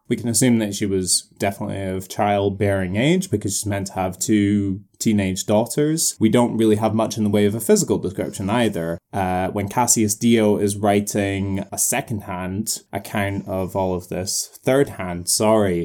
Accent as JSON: {"language": "English", "country": "United Kingdom", "said": "as a British person, I was brought up"}